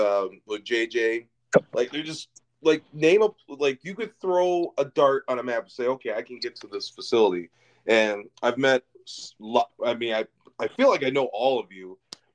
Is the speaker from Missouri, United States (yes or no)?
no; Lansing, Michigan, United States; it's right in Lansing, right in my hometown, literally about 10 minutes away from where I grew up.